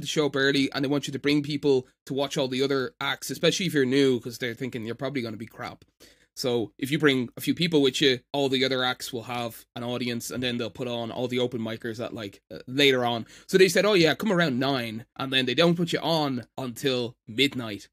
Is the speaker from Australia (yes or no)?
no; Ireland; accent: Irish; I'm Irish